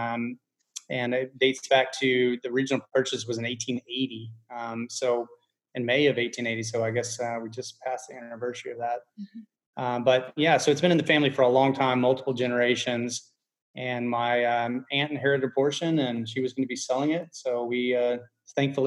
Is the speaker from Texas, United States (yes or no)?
yes; Giddings, Texas, United States; also born or lived in Brenham, Texas / Lexington, Texas; I was born in Brenham and lived in Giddings for most of my life and college in Texas.